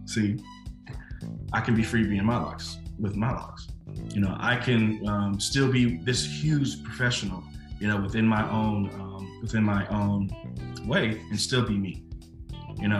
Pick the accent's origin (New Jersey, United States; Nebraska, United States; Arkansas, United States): Arkansas, United States; Little Rock; when we were younger, we grew up on Marshall Street, literally the back of my house, back up to what's called Wolf in Little Rock, Arkansas